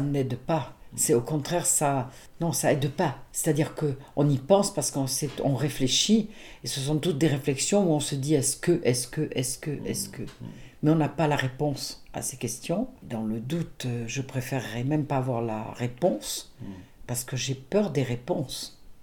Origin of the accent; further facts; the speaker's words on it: Nice, Provence-Alpes-Côte d'Azur, France; moved away as an adult; now in Arville, France; je suis de Nice, je suis d'une famille de Nice